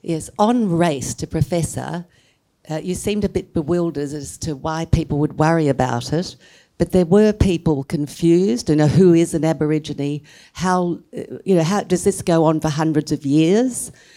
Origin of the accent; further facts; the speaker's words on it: Australia; our Australian people